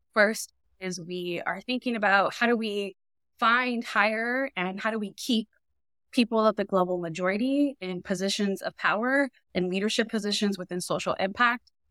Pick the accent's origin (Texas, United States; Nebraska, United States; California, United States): California, United States; Inglewood; I grew up in Inglewood, California, which is a community right outside of the L